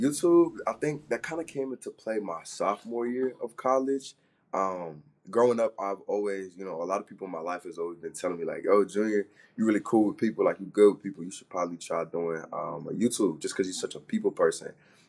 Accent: Florida, United States; Man, every time I be talking to people since freshman year, I tell them I'm from Florida. They're like, what? Why'd you come all the way over here?

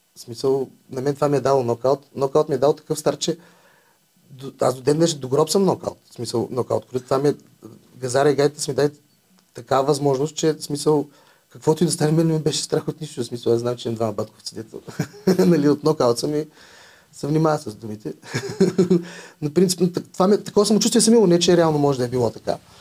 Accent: Vratsa, Vratsa Province, Bulgaria; Аз съм от Враца, има, майка ми от Враца има голяма рода

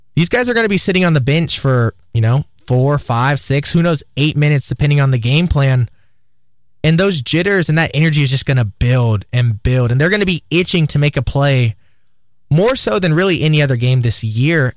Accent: Austin, Texas, United States; moved away; my hometown Horns at the University of Texas

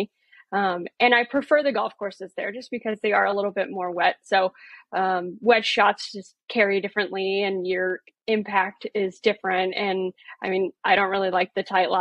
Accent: Oceanside, California, United States; also born or lived in Portland, Oregon; I am born and raised in Oceanside. So from good old sunny California

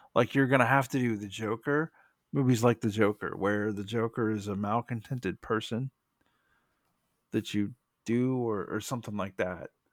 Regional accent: United States; as an American

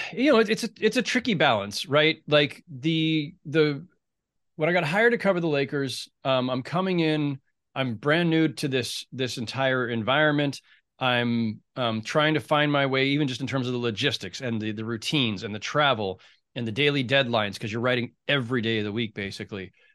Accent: San Jose, California, United States; my hometown newspaper, the San Jose Mercury News

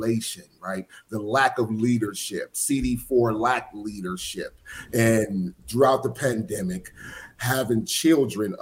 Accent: Philadelphia, Pennsylvania, United States; moved away as an adult; now in Nevada, United States; I'm originally from Philadelphia, born and raised, single family home.

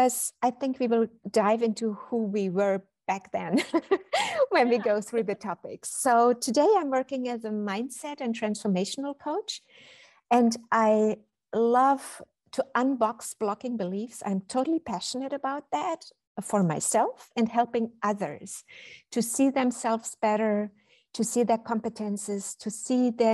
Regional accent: Berlin, Germany; English is a second language; now in Cologne, Germany; I was born and raised in Berlin

